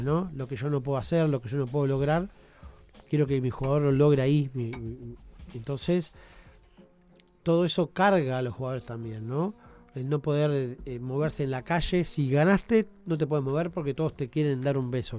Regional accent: Uruguay; como uruguayos nos jactamos de que sacamos muchos jugadores al mundo

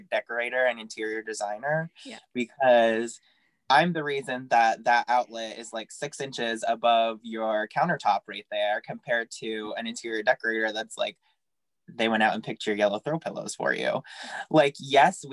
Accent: Maine, United States; growing up in Maine

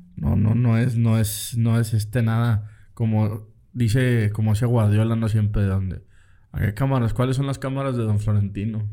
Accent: Mexico

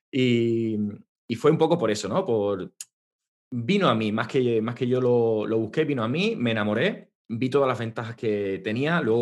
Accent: South, Spain; soy del sur de España, de, de un pueblecito.

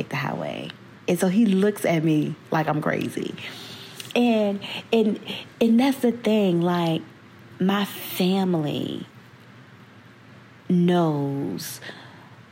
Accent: Virginia, United States; moved away as an adult; back in VA, my hometown

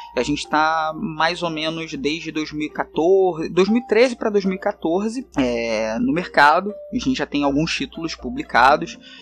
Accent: Rio de Janeiro, Brazil; accent: carioca; o sotaque já diz, né, que eu sou do Rio de Janeiro, não tem como negar, né, esse, esse S chiado e esse R também.

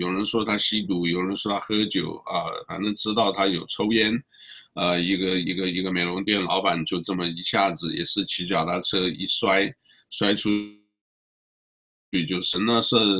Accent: China; positive 这个我们中国人讲就是，呃，哎呀，很正面，很好的啊

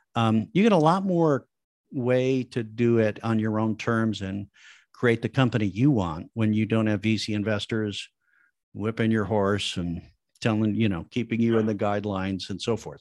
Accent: Midwest, United States; I come from the Midwest back in the seventies, eighties, n, nineties

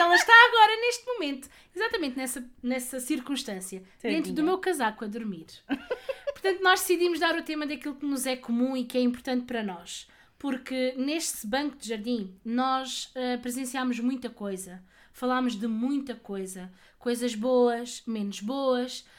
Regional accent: Palmela, Setúbal, Portugal; tenho 33 anos e sou de Palmela

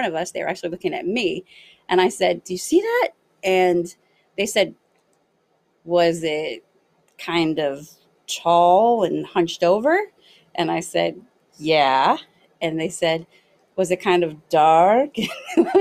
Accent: Los Angeles, California, United States; moved away as an adult; also born or lived in Northeastern Ohio; now in Ohio, United States; I'm originally from Los Angeles, but I just moved to Ohio.

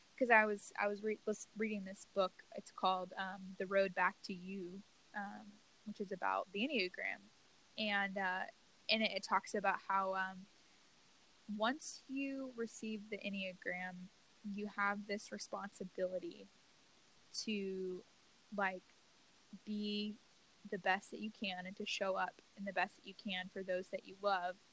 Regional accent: Louisiana, United States; moved away as an adult; I grew up in the South in you know Louisiana

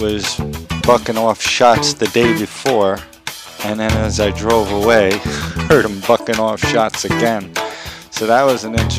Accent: New York City, New York, United States; Growing up in New York as a little youth

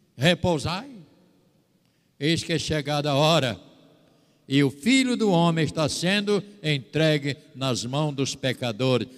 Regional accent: São Fidélis, Rio de Janeiro, Brazil; moved away; São Fidélis, minha terra

